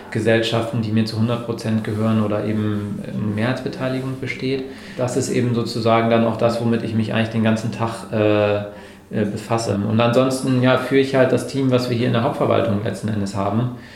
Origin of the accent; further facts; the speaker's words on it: Bremerhaven, Bremen, Germany; moved away as an adult; bin dann äh, aus meiner Heimatstadt Bremerhaven nach ähm, Bremen gegangen